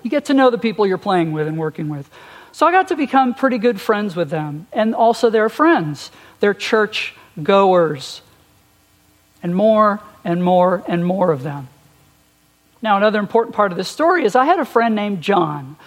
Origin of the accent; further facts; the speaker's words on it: Long Island, New York, United States; moved away; I was born and raised on Long Island, New York